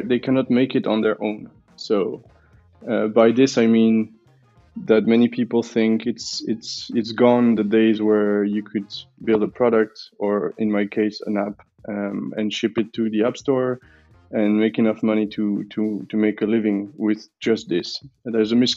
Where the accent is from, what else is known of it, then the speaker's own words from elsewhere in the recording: Belgium; now in Switzerland; I'm from Belgium, currently living in Switzerland